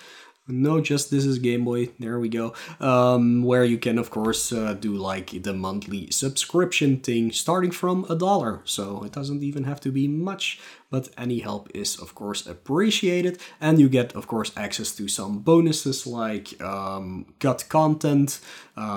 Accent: Belgium; I'm from Belgium.

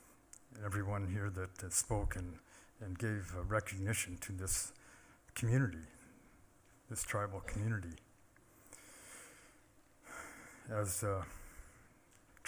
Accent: Confederated Salish and Kootenai Tribes, Montana, United States; I'm from the Confederated Salish and Kootenai tribes

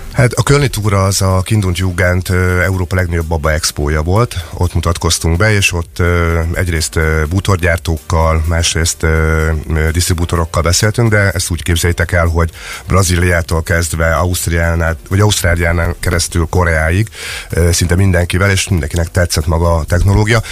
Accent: Szeged, Csongrád-Csanád, Hungary; Teljesen szegediek vagyunk.

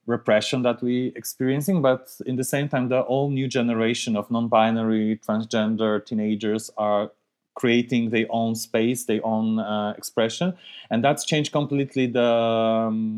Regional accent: Białystok, Podlaskie Voivodeship, Poland; moved away; I was born in Białystok. It's northeast part of Poland. It's not a huge city, but it's not that small. But still, I remember quite clear when I was growing up there

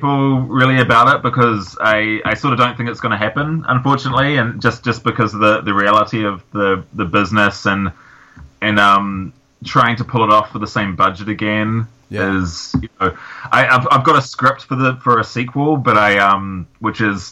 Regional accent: New Zealand; growing up in New Zealand

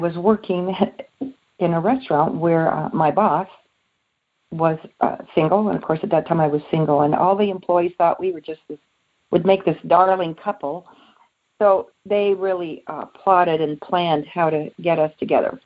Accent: South Bay, California, United States; I was born and raised in California, along the beaches, the South Bay area, along Redondo, Torrance, Manhattan Beach, in that area, and Rolling Hills.

